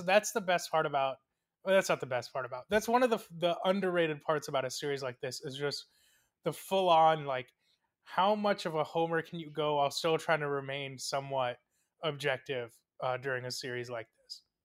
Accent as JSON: {"language": "English", "town": "Coral Springs", "region": "Florida", "country": "United States", "said": "from the Miami metropolitan area slash Fort Lauderdale slash Coral Springs, Florida"}